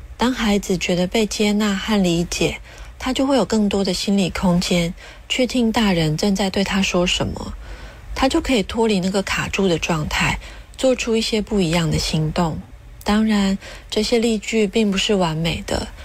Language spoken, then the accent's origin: Chinese; Taiwan; 我是来自台湾的智商心理师